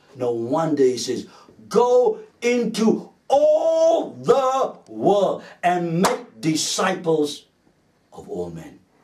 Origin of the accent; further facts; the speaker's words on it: South Africa; being a South African growing up in the apartheid era